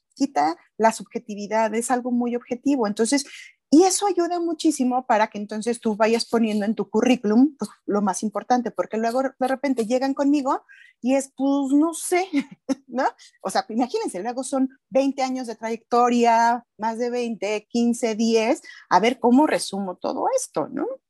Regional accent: Mexico; pagamos todos los mexicanos

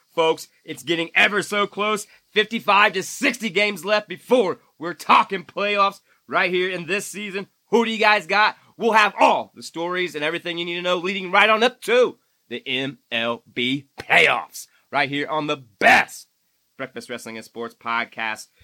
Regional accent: Indiana, United States; my home state

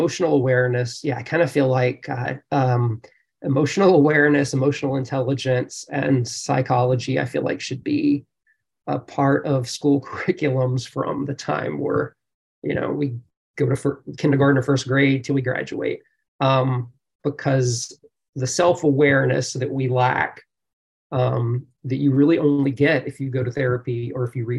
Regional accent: the South, United States; growing up in the South, it's, you know, it's a real racial belief.

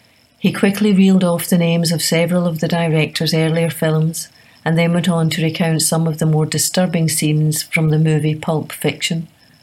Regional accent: San Jose, California, United States; President Clinton was visiting my hometown in San Jose, California, as part of his re-election campaign.

